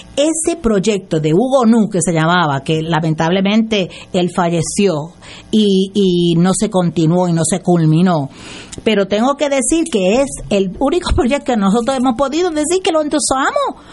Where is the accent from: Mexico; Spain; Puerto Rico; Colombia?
Puerto Rico; Aguadilla; moved away as an adult; also born or lived in Mayagüez; now in San Juan, Puerto Rico; yo soy de Aguadilla, ¿verdad? Y, soy, este, vivo ahora en San Juan